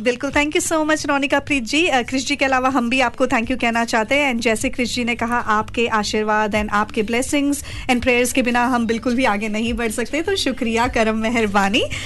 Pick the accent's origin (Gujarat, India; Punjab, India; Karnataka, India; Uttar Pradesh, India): Gujarat, India; also born or lived in Kerala; हम भी केरला से हैं यानी हमारे मम्मी पापा केरला से हैं हम पले बड़े गुजरात में हैं